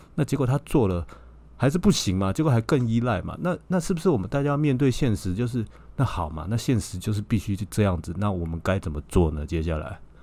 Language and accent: Chinese; Taipei, Taiwan; 我也是台北